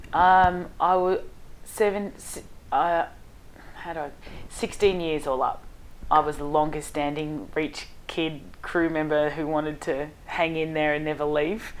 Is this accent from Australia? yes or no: yes; Hallam, Victoria, Australia; Hallam is where I grew up, and it was um, uh, a pretty rough area, and still is to this day